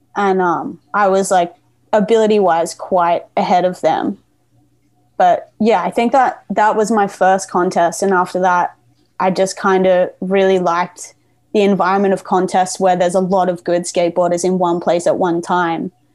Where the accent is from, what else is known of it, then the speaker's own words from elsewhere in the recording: Gold Coast, Queensland, Australia; moved away as an adult; also born or lived in Berwick, Victoria, Australia; now in Melbourne, Australia; I pretty quickly, with my family, moved up to Queensland and lived like in this place called the Gold Coast